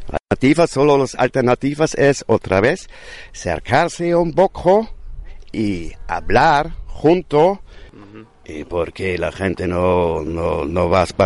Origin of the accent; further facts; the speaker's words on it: Seville, Andalusia, Spain; now in San Miguel Alto, Spain; vengo de Sevilla llevo tres meses viviendo en las cuevas de San Miguel Alto.